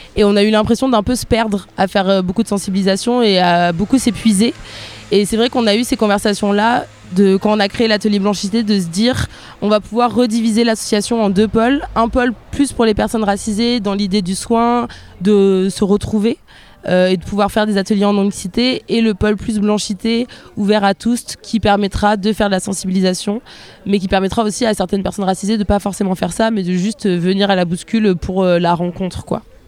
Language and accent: French; near Bordeaux, Nouvelle-Aquitaine, France; moi je suis née en France, je suis née près de Bordeaux